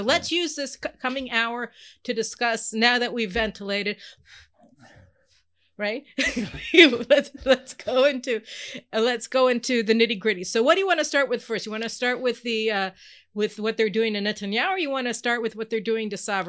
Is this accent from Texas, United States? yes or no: yes; Houston, Texas, United States; born there; Anyway, don't mess with Texas. I was born in Houston, you know that.